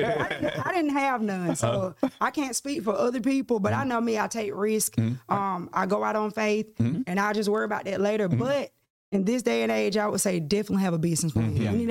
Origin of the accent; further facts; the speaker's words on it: Haddock, Georgia, United States; She was born and raised in Haddock, Georgia. It's kind of close to Milledgeville, mm-hmm. about 25 minutes away. Mm-hmm. Country living. I am a country girl at heart.